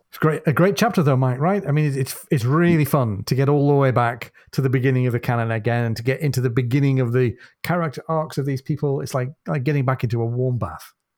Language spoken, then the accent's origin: English; United Kingdom; as a Brit